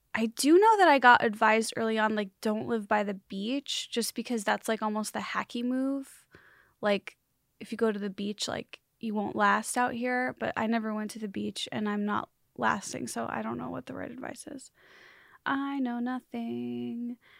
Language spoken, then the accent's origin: English; Chicagoland, Illinois, United States; born or raised there; moved away